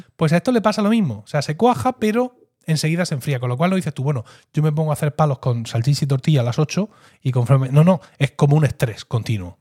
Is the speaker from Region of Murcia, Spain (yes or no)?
yes; Blanca, Region of Murcia, Spain; soy lo que se conoce en mi pueblo, Blanca, como un gastador